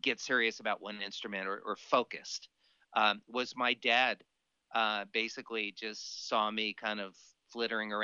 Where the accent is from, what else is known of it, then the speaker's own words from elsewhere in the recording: Miami, Florida, United States; moved away as an adult; also born or lived in Boston / Los Angeles; born and raised in Miami